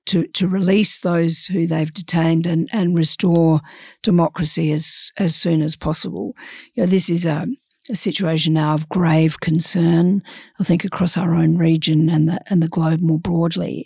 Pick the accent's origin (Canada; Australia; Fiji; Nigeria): Australia; we're Australian